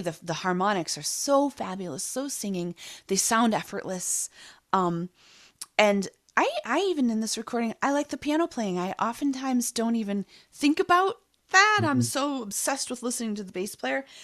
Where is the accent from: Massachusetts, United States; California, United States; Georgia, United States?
Massachusetts, United States; Boston; growing up in Boston, I was probably mildly obsessed with the Boston Symphony Orchestra